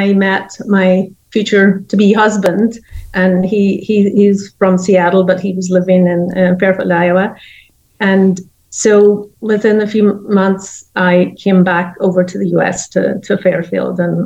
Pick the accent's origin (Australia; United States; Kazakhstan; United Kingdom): United Kingdom; near County Derry, Northern Ireland; Yes, I'm from Ireland, from the north of Ireland, near the coast, and near County Derry on the north coast of Ireland